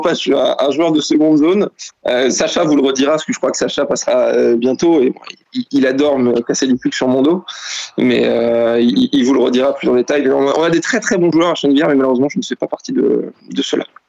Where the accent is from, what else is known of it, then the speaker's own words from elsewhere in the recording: Val-d'Oise, next to Sarcelles, Île-de-France, France; j'ai grandi donc dans le 95, juste à côté de Sarcelles